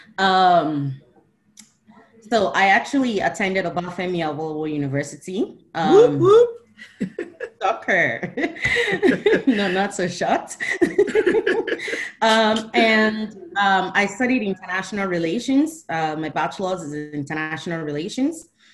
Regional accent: Rivers State, Nigeria; I'm from the South. I'm actually from River State, married to a Yoruba person

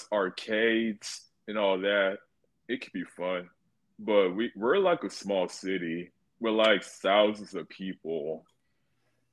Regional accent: Sugar Land, Texas, United States; also born or lived in Houston, Texas; I was born in Houston, Texas, but I was raised more in Stafford and Sugar Land

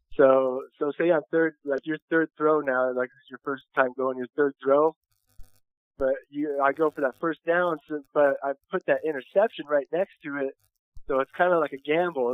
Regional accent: Chino Hills, California, United States; I'm from Southern California. I'm born and raised out here um, in Chino Hills, California

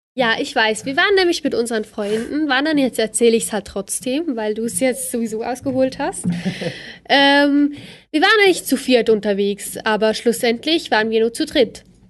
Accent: Bad Ragaz, St. Gallen, Switzerland; Also, ich komme vom Kanton Sankt Gallen, äh, Bad Ragaz

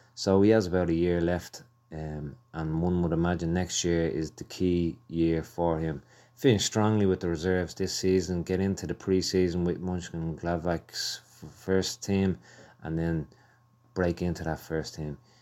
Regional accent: Ireland; I'm Irish. I love Ireland

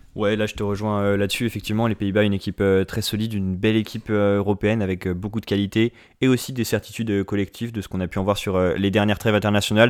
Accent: France; en tant que Français

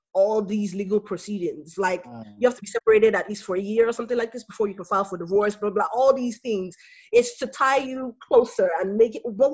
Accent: Nigeria; as a Nigerian girl

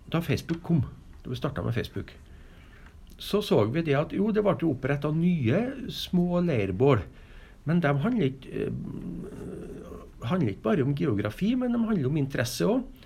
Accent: Hegra, Trøndelag, Norway; also born or lived in Stjørdal; jeg er jo fra Hegra

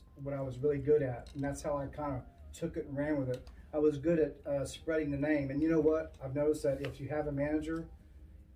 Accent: Oklahoma City, Oklahoma, United States; I'm from Oklahoma City

